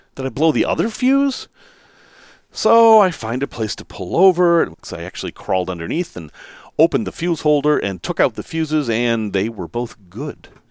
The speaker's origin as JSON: {"language": "English", "town": "Chicago", "region": "Illinois", "country": "United States", "said": "not from here. I'm from Chicago."}